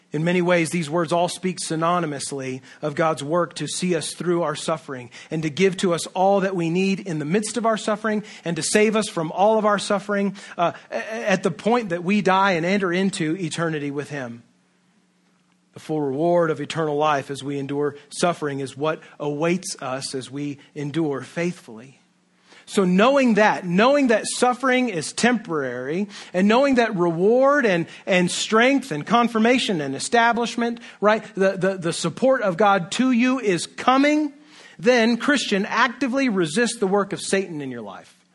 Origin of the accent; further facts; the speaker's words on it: United States; Western American, individualistic, libertarian people